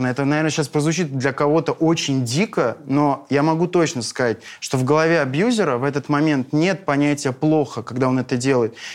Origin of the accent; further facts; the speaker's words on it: North Caucasus, Russia; я человек эмоциональный, я с Кавказа, и вот это все, это абсолютно естественно для меня.